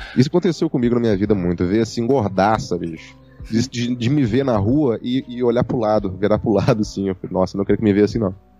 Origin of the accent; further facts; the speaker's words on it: Minas Gerais, Brazil; Eu sou mineiro